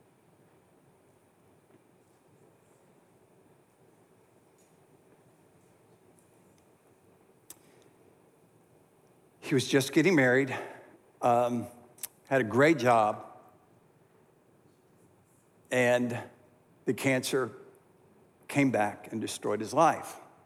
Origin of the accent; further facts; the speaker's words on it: Greensboro, North Carolina, United States; to my hometown of Greensboro